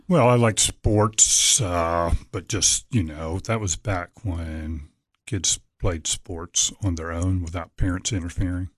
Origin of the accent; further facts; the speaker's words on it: Norfolk, Virginia, United States; Grew up in Norfolk, Virginia